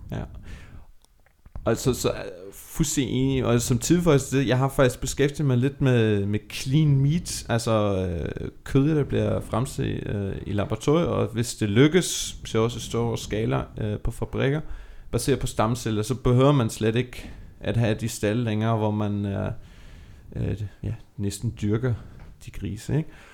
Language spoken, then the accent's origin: Danish; Germany; now in Denmark; Nu er jeg opvokset i Tyskland